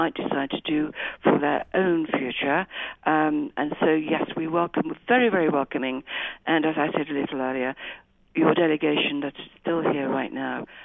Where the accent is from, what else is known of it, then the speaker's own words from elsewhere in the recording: Birmingham, West Midlands, United Kingdom; I was born in Birmingham. And lived here all my life